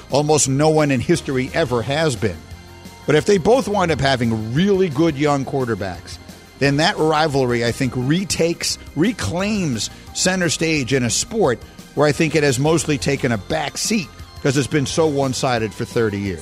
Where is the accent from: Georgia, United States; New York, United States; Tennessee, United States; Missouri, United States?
New York, United States; moved away as an adult; also born or lived in Chicago; I grew up in New York and then I grew up again in Chicago